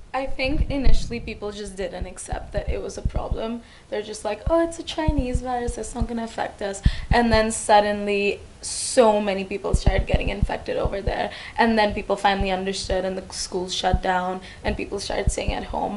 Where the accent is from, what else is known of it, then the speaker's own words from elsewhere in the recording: India; moved away as an adult; now in Hong Kong; I grew up in India, and now I've been in Hong Kong for about three years